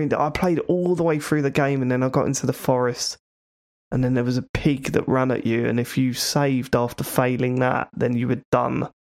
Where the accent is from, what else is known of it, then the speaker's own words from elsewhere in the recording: Croydon, London, United Kingdom; I went to school in Croydon. I know Croydon very well